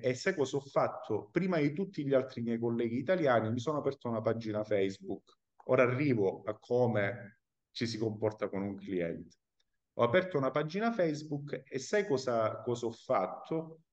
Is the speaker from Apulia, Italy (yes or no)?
no; Calabria, Italy; moved away as an adult; now in Palermo, Italy; io sono calabrese, lo ripeto, immigrato al sud a Palermo